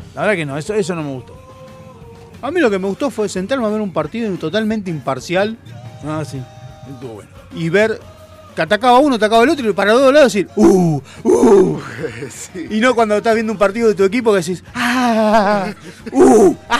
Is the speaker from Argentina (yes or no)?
yes; Argentina; yo como argentino